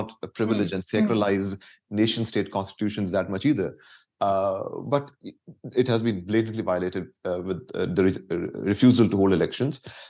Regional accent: Balochistan, Pakistan; I'm from Balochistan.

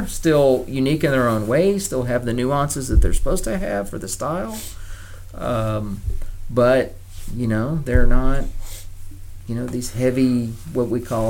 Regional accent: Germany; Yeah, I mean, I would say a portion of my life I grew up in Germany.

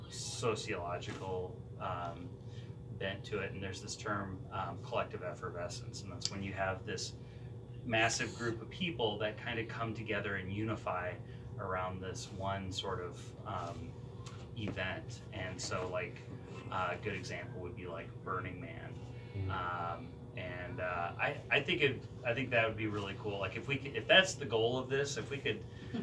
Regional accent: Sioux Falls, South Dakota, United States; moved away; I'm from Sioux Falls. I've lived a lot of different places as well, and I had an opportunity to come back here

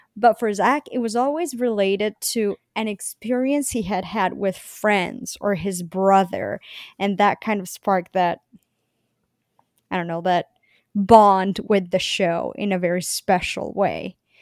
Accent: Bogotá, Bogotá Capital District, Colombia; moved away; I was born and I grew up in Colombia, the city of Bogota, Colombia

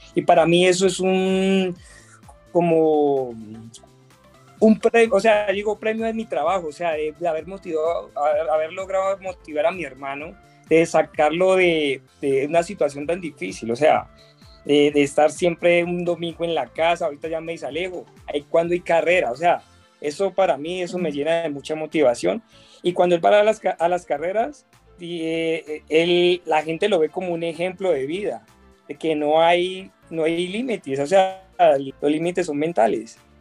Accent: Colombia; lo estaba viviendo en mi país

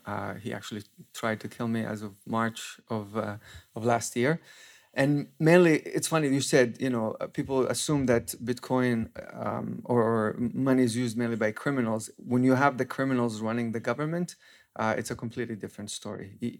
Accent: Palestine; I grew up in Palestine. For the past 12 years, I've been mainly working on anti-corruption and exposing corruption within the Palestinian Authority

